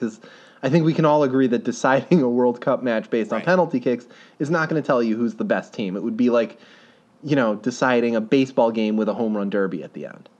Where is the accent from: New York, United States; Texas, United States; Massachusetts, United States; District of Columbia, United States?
Texas, United States; Oh, I'm from Texas. I know everything about Mexican food.